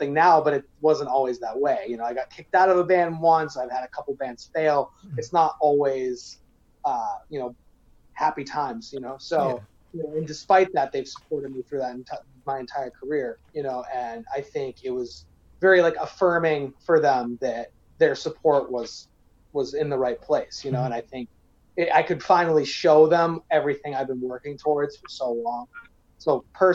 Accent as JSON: {"language": "English", "region": "Maine", "country": "United States", "tie": "born or raised there", "also_born_or_lived": "New Hampshire", "moved": "yes", "lives_now": "Chicago, United States", "said": "I was born in New Hampshire, raised in Maine"}